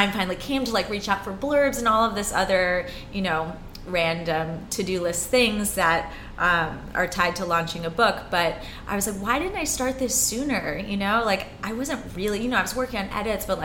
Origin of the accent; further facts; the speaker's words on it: New York City, New York, United States; I'm a rare breed of born and raised New Yorker.